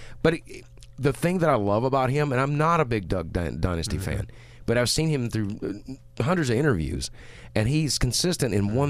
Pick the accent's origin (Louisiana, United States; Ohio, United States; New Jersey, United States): Louisiana, United States; well, I'm here from Louisiana, and I'm just going to tell you like